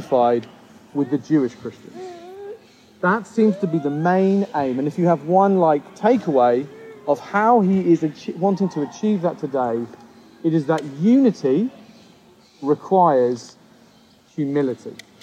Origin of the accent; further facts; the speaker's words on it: United Kingdom; a British person coming here